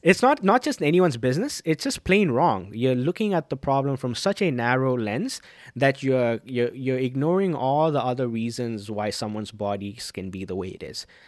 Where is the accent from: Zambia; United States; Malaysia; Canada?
Zambia; growing up in Zambia